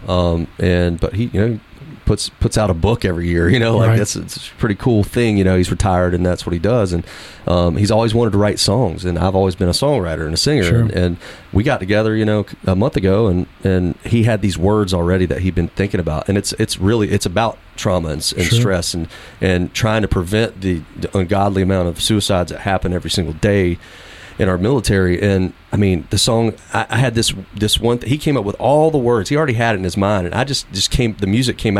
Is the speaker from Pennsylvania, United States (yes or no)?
no; Fort Bragg, North Carolina, United States; I grew up around right outside of Fort Bragg